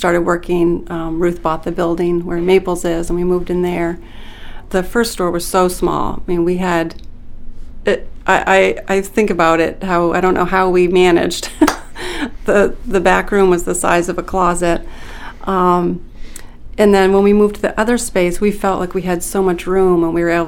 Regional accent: Limestone, Maine, United States; I grew up in Limestone in Aroostook County, and my father was a potato farmer

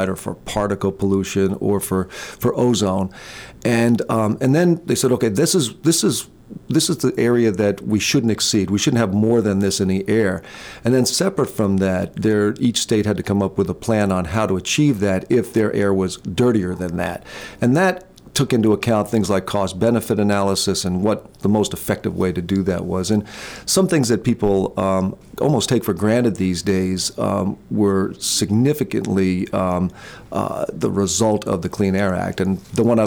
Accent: Jersey Shore, New Jersey, United States; as a kid growing up on the Jersey Shore

